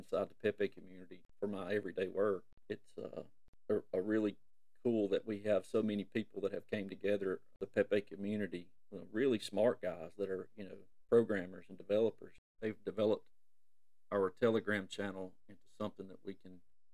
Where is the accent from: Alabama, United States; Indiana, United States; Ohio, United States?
Alabama, United States; I'm from Alabama, and, you know, there's no secret. You can hear it in my voice, either Alabama, Mississippi, or Georgia